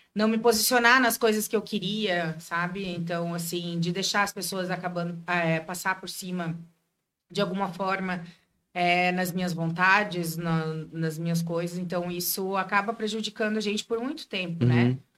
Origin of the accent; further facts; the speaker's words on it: Joinville, Santa Catarina, Brazil; Daqui de Joinville mesmo. Nasci, nasci e criada em Joinville.